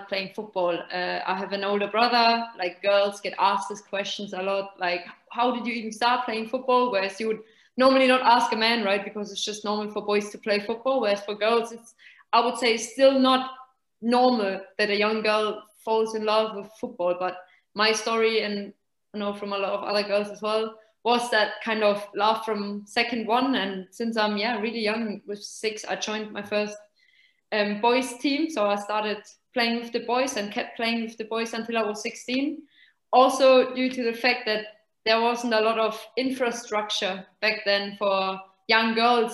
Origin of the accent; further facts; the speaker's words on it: Nuremberg, Bavaria, Germany; moved away as an adult; also born or lived in England / Italy; We are from Nuremberg. So okay. There's FC Nuremberg, basically. That's our home team